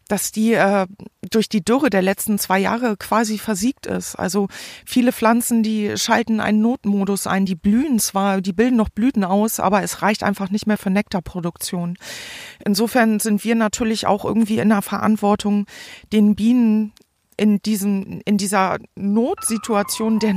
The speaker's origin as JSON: {"language": "German", "town": "Forstbach", "region": "North Rhine-Westphalia", "country": "Germany", "tie": "born or raised there", "said": "habe sie jetzt hier in meinen Heimatort Forstbach gebracht."}